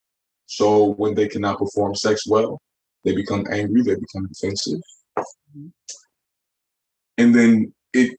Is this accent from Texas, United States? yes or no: no; Chicago, Illinois, United States; In Chicago, when I was growing up